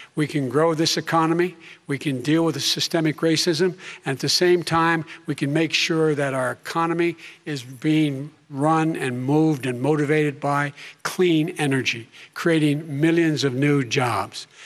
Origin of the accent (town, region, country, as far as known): Claymont, Delaware, United States; born or raised there